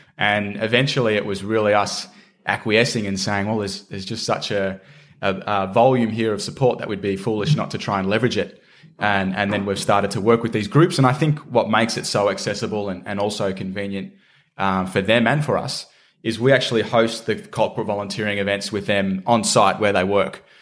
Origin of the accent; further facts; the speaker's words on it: Shepparton, Victoria, Australia; Shepparton in country Victoria, which is my hometown.